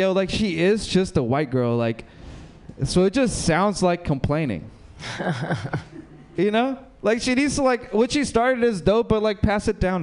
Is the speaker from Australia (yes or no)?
no; Mexico; moved away; I'm from Mexico